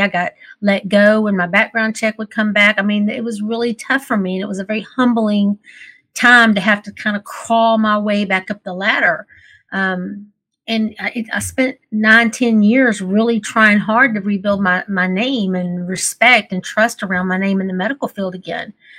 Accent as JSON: {"language": "English", "region": "Texas", "country": "United States", "tie": "born or raised there", "said": "I grew up in the Texas beauty pageant system."}